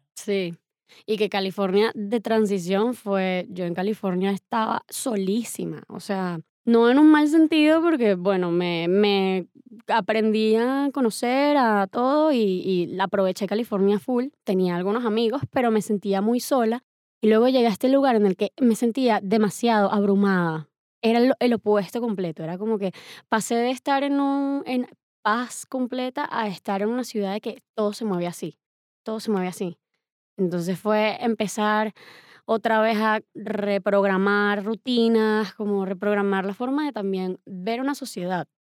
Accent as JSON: {"language": "Spanish", "town": "Valencia", "region": "Carabobo", "country": "Venezuela", "tie": "born or raised there", "also_born_or_lived": "Medellín, Colombia / Caracas, Venezuela", "moved": "as an adult", "said": "Y me fui cuando tenía un año a Caracas. Primero llegué a Caracas, estuve un añito, aprendí a caminar y hablar y me fui para Valencia. Y crecí en Valencia hasta los 18 años"}